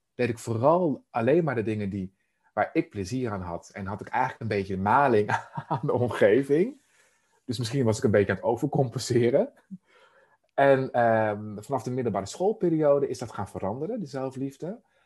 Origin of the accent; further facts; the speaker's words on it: Emmeloord, Flevoland, Netherlands; Ik ben opgegroeid in Emmeloord, de Noordoostpolder